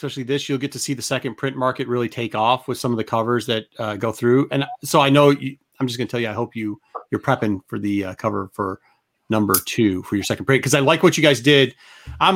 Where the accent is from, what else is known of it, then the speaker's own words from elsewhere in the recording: Midwest, United States; I'm from the Midwest